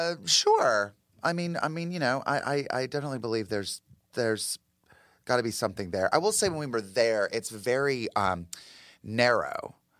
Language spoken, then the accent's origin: English; the South, United States; I mean, I grew up like in the South, and we were constantly being told to be afraid of the devil and witchcraft and like Satanism